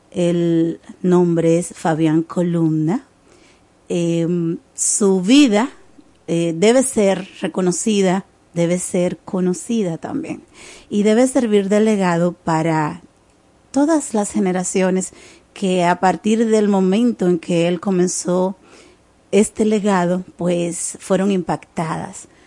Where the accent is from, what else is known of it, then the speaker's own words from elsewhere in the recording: Dominican Republic; una información sobre de Paulino que nos enorgullece que nos eleva como dominicanos, como dominicanas